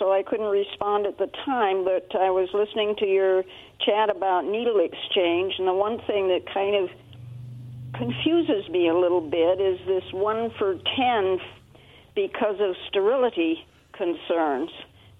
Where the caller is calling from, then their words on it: Benton City, Washington, United States; Oh, if you're still got me on hold … from Benton City.